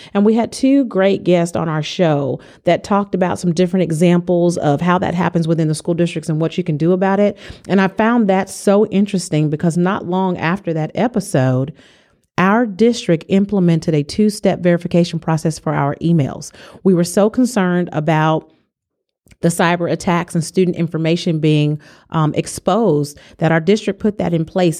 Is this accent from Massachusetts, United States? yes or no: no; California, United States; I'm from California